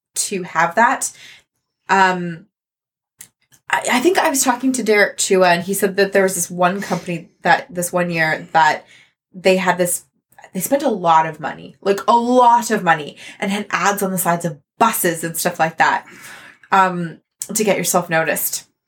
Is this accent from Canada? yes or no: yes; Canada; I'm Canadian